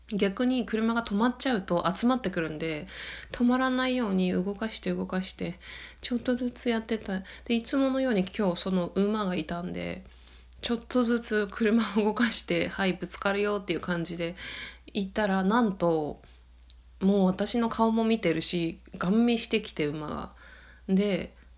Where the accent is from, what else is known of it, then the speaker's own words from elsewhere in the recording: Yokote, Akita, Japan; moved away as an adult; 秋田県横手市なんですけど